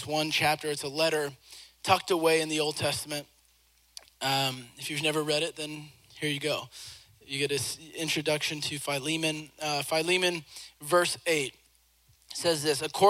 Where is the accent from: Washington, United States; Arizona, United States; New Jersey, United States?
Washington, United States; Seattle; I grew up in Seattle, Washington